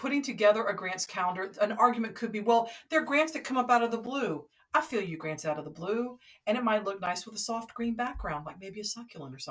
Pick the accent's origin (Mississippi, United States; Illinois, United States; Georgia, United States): Georgia, United States; Atlanta; I'm from Atlanta.